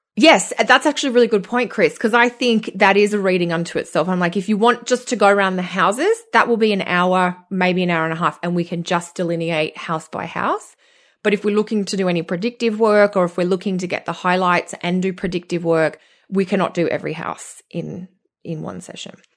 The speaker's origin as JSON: {"language": "English", "country": "Australia", "accent": "Australian", "moved": "as an adult", "lives_now": "Canada", "said": "being Australian and moving to Canada"}